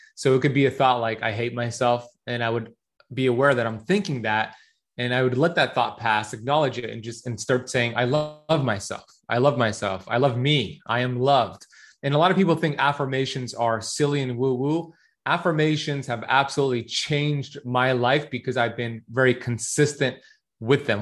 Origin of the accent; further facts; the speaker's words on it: Miami Beach, Florida, United States; So I grew up here in Miami Beach, Florida. My parents immigrated here from Iran in the 70s.